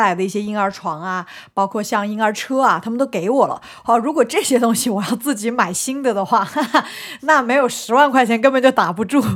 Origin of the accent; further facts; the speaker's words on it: Shanghai, China; 我是在我们上海很大的一个医院